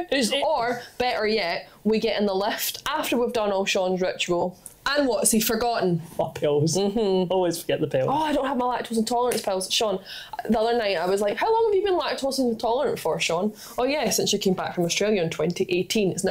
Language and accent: English; England, United Kingdom; I'm from England